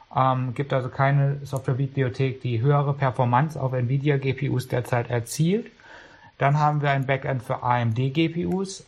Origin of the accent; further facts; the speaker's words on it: Karlsruhe, Baden-Württemberg, Germany; ich bin in Karlsruhe geboren und groß geworden